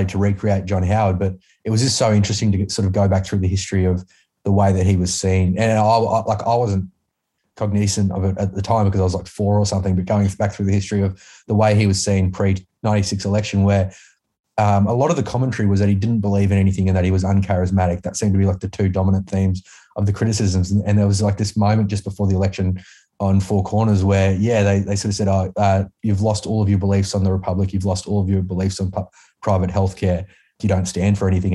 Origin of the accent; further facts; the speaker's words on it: Queensland, Australia; I came from Queensland and like growing up with something like State of Origin